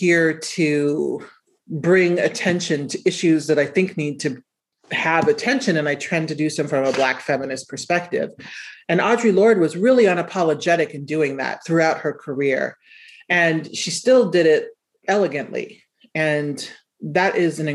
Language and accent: English; Omaha, Nebraska, United States; I was writing stories about being from Nebraska. And, you know, I grew up in Omaha.